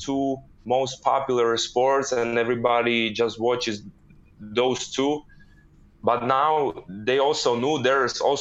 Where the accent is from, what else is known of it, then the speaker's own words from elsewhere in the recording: Czechia; moved away as an adult; we were flying back to Czech to Prague, and then the next day I was taking the train to my hometown